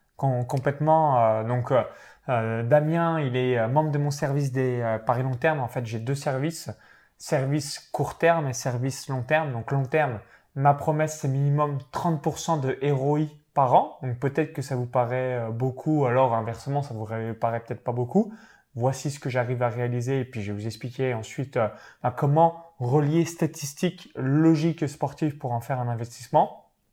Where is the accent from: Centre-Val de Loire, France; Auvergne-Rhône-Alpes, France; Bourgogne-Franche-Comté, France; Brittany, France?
Bourgogne-Franche-Comté, France; Chalon-sur-Saône; j'ai grandi dans une petite ferme proche de Chalon-sur-Saône en Saône-et-Loire